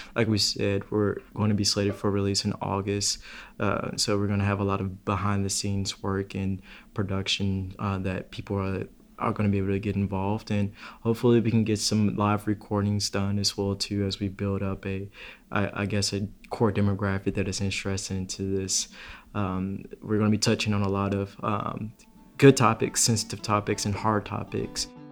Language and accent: English; Chicago, Illinois, United States; now in Knoxville, United States; I'm not originally from the southeast uh, at all. I'm from Chicago